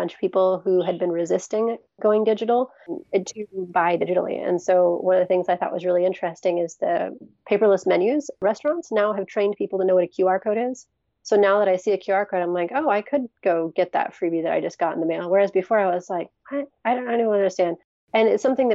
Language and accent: English; Seattle, Washington, United States; I was born and raised in the Seattle area